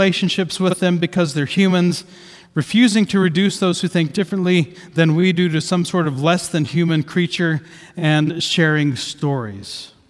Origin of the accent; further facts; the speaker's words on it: Southeast Ohio, United States; I grew up in Southeast Ohio, with emphasis on the South. It's very close to the bottom of Ohio